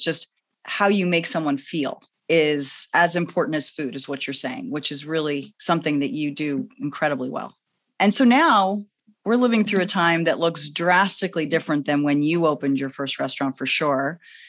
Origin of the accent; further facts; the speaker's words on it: New York, United States; now in Los Angeles, United States; I know I've moved to LA, but I'm still a New Yorker, and New Yorkers believe you can get through all thick and thin.